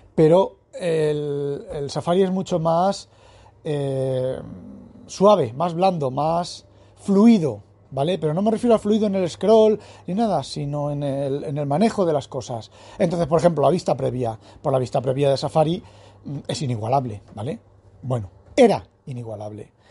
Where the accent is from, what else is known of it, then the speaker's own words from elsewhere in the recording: Spain; Soy español